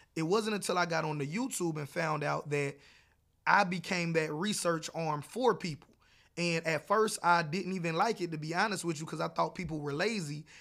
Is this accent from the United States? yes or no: yes; South Carolina, United States; I was born and raised in South Carolina and North Carolina